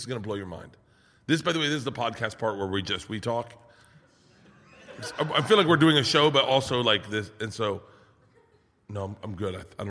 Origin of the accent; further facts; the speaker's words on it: Tampa, Florida, United States; I'm from Tampa.